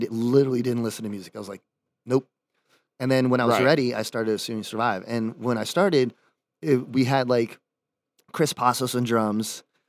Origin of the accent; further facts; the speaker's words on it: Dominican Republic; now in California, United States; I moved to California, which is like the goal. Because like growing up in the Dominican Republic, watching MTV, seeing all these bands and Warped Tour and stuff.